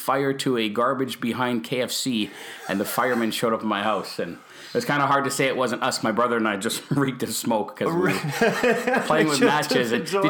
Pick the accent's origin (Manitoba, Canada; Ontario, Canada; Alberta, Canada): Manitoba, Canada; Winnipeg; born there; I was born here in Winnipeg.